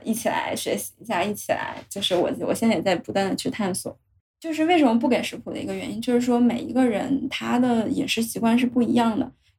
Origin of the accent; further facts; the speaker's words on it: China; 是我们中国人特有的蛋白质含量特别高的好的食物。